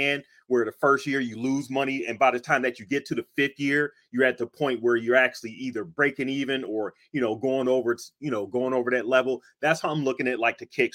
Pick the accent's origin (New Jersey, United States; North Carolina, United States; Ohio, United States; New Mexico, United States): Ohio, United States; Cleveland; moved away as an adult; now in Pittsburgh, United States; I actually live in Pittsburgh. I'm from Cleveland and everything, but I've been here for like about 25 years now.